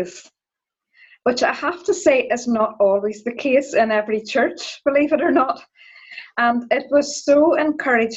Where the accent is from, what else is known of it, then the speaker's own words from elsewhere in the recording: Donaghadee, Northern Ireland, United Kingdom; I'm from Donaghadee